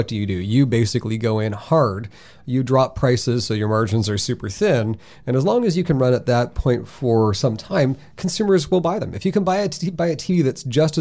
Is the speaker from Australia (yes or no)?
no; Waterloo, Ontario, Canada; I grew up in Waterloo.